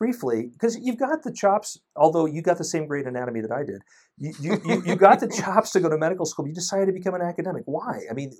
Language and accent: English; California, United States; I heard that. I came from California.